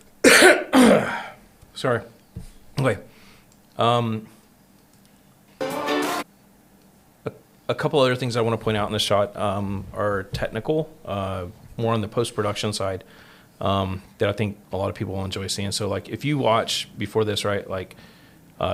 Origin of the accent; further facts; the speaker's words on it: Texas, United States; I'm from Texas.